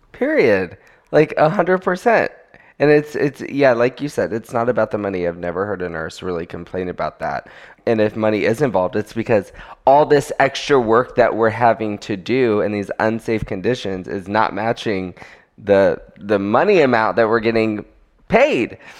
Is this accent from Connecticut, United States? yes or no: no; Florida, United States; I am from Florida